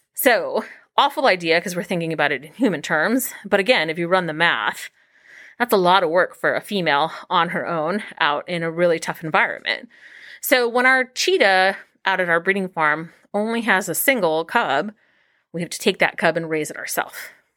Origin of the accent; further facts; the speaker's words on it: Los Angeles, California, United States; moved away as an adult; now in Cincinnati, United States; I grew up in Los Angeles